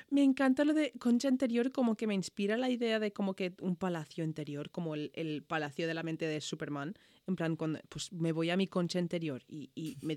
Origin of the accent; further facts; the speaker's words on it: Ireland; Spanish is a second language; Joder, soy demasiado irlandesa a veces.